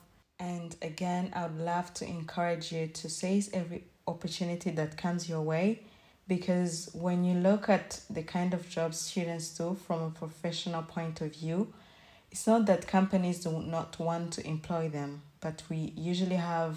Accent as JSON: {"language": "English", "country": "Rwanda", "moved": "as an adult", "said": "I may have worked in Rwanda, my home country, as a waitress"}